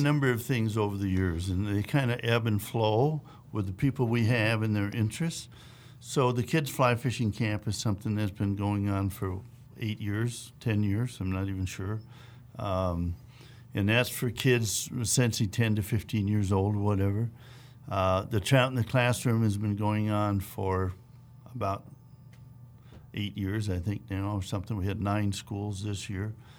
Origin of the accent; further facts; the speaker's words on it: Wisconsin, United States; moved away; I grew up in the Midwest, in Wisconsin